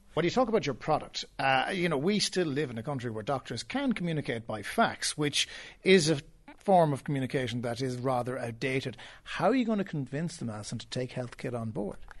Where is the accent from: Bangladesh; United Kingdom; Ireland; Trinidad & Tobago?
Ireland; Cork, Munster; we're all from Cork